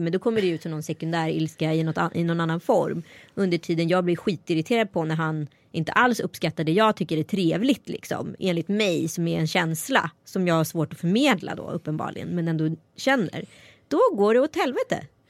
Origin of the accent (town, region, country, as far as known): Strömstad, Västra Götaland, Sweden; born or raised there